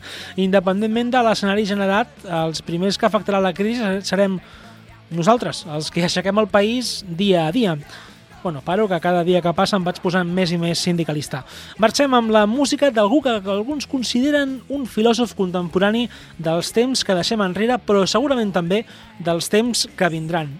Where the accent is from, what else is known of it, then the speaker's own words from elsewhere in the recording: Tarragona, Catalonia, Spain; a mi com a tarragoní